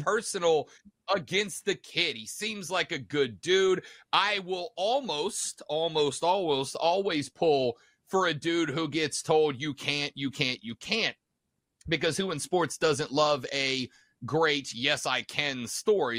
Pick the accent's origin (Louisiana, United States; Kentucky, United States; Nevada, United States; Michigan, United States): Louisiana, United States; New Orleans; now in Greenville, United States; I was actually born and bred in New Orleans, Louisiana